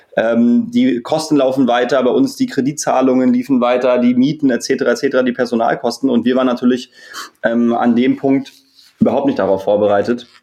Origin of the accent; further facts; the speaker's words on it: Berlin, Germany; Wir sind ähm, fast alles Berliner, äh, gebürtige Berliner vom Wellenwerk